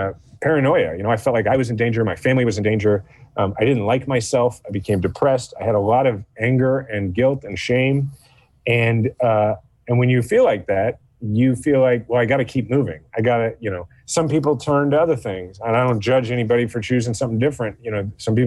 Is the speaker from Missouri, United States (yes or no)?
yes; Kansas City, Missouri, United States; I'm from Kansas City